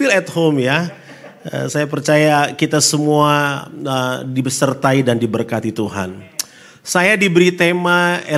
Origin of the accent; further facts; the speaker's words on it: North Sulawesi, Indonesia; Saya asli dari Solo, Sulawesi Utara. Ya, Sulawesi Utara, istri saya dari NTT, Pulau Rote lebih tepatnya.